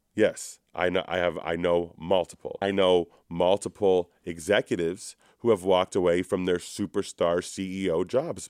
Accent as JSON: {"language": "English", "town": "Toronto", "region": "Ontario", "country": "Canada", "said": "I'm from Toronto."}